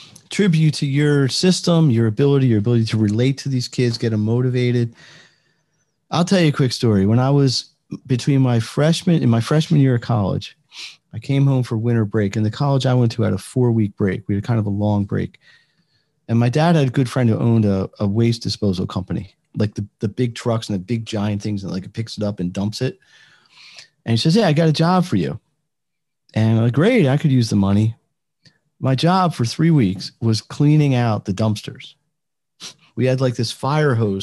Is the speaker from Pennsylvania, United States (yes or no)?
yes; Philadelphia, Pennsylvania, United States; I'm from Philadelphia